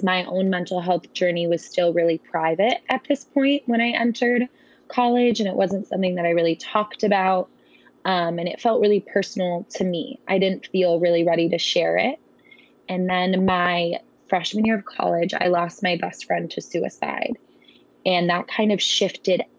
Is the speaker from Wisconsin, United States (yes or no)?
yes; Wisconsin, United States; I'm from Wisconsin